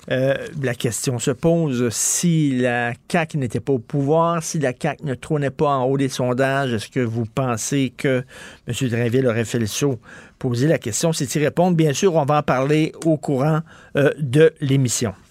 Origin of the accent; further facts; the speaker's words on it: Quebec, Canada; Moi, je suis un Canadien québécois. Un Français canadien français.